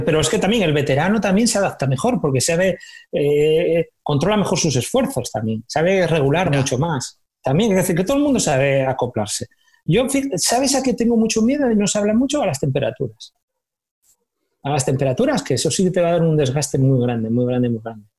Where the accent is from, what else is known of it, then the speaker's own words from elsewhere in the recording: Candás, Asturias, Spain; moved away as an adult; now in Málaga, Spain; Si yo voy a mi pueblo